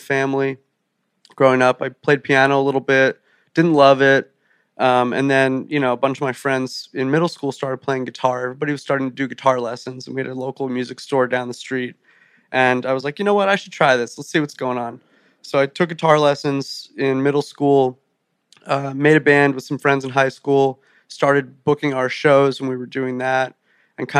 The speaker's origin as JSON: {"language": "English", "town": "Rumson", "region": "New Jersey", "country": "United States", "tie": "born or raised there", "said": "I grew up 5 minutes from the beach, a little town called Rumson"}